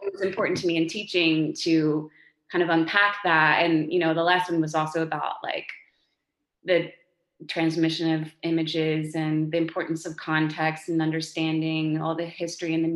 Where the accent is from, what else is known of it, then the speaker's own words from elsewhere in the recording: Texas, United States; moved away; I'm from Texas